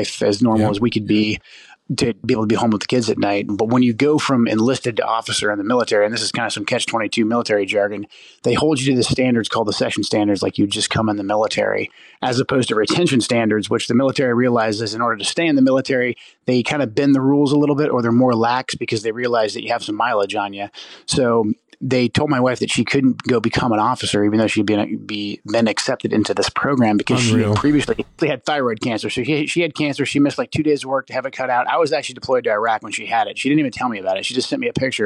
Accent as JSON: {"language": "English", "region": "Pacific Northwest", "country": "United States", "said": "I'm from the Pacific Northwest, and I moved my family back here to get closer to my parents."}